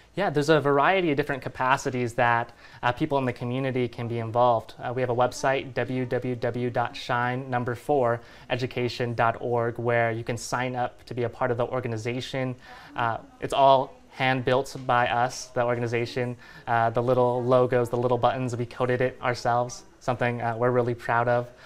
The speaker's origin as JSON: {"language": "English", "town": "Fresno", "region": "California", "country": "United States", "tie": "born or raised there", "said": "born and raised in the Central Valley, Fresno, California"}